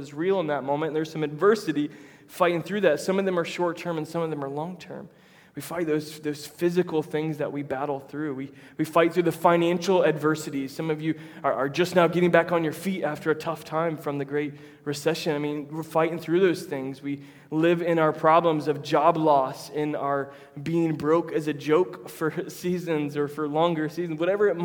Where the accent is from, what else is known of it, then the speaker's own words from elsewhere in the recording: Tampa, Florida, United States; now in Jacksonville, United States; I'm from Tampa originally.